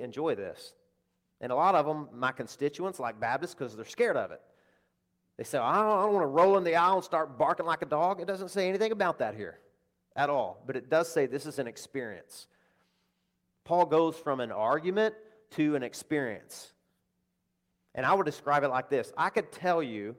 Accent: Deep South, United States; I'm speaking for one that came from the deep South

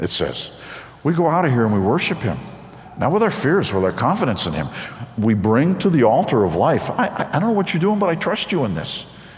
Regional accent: outside of New York City, United States; I grew up outside of New York City

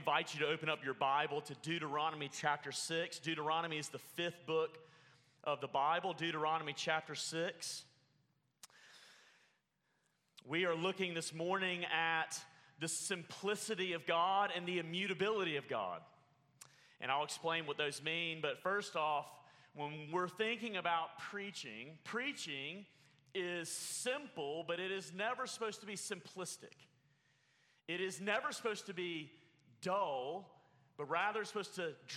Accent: Alabama, United States; now in Oklahoma, United States; Growing up in Alabama, if you can't tell by this amazing accent, growing up in Alabama

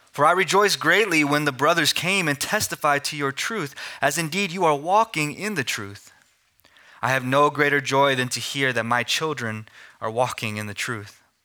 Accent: Amarillo, Texas, United States; moved away as an adult; also born or lived in Philadelphia; I was born and raised in Amarillo, but went to Philadelphia for seminary

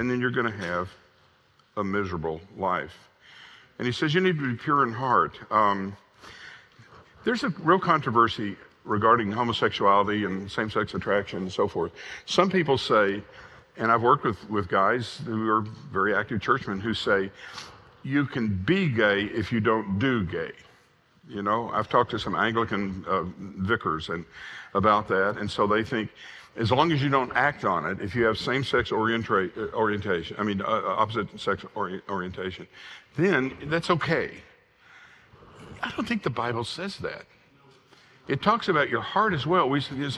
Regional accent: Southwest Arkansas, United States; I was raised in Southwest Arkansas in the 50s and 60s

